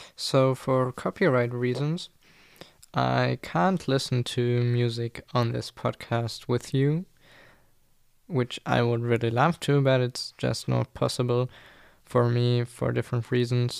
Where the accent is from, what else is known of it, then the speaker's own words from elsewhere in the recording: Germany; English is a second language; English is not my mother tongue. I'm German, I live in Germany